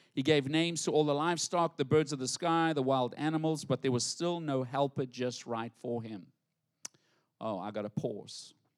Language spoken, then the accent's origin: English; South Africa; now in United States; I'm proper from English, South Africa